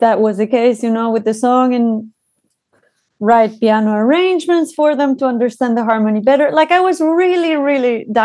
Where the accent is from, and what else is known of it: Mexico; first language Spanish; English is a second language; now in Amsterdam, Netherlands